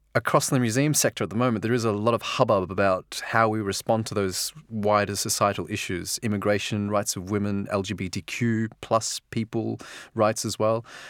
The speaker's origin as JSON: {"language": "English", "country": "Australia", "moved": "yes", "said": "as an Australian"}